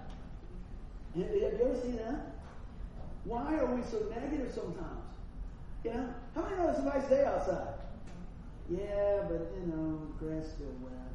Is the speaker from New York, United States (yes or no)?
yes; Buffalo, New York, United States; accent: Buffalo; Still sound like I was from Buffalo